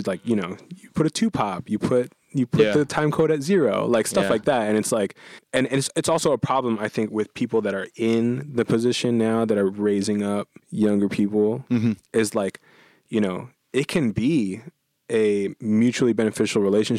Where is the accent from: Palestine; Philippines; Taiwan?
Philippines; And then, so here, as a Filipino, karaoke is really intense.